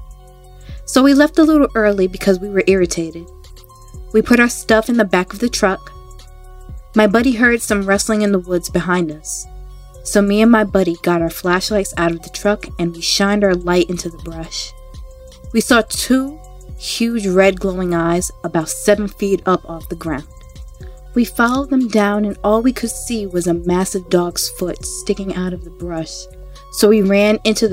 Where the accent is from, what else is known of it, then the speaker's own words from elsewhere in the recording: New York, United States; I am from New York